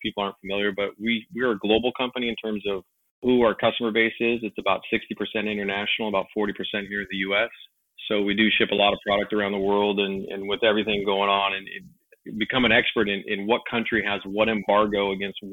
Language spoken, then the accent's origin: English; Los Angeles, California, United States; moved away; also born or lived in Long Beach / San Pedro / Las Vegas; I'm from Los Angeles